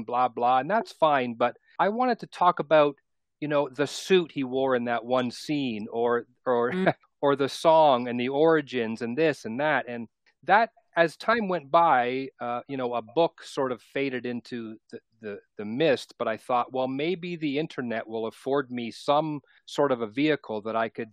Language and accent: English; Toronto, Ontario, Canada; I was born and raised in Toronto, and I'm still in Southern Ontario, not in Toronto anymore.